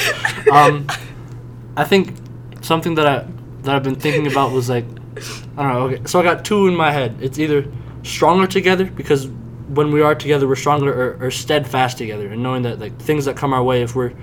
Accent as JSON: {"language": "English", "country": "United States", "said": "a large part of being American, whether we address it or not, is that there's trauma. Like, in the back of our heads, we know there's trauma in this country"}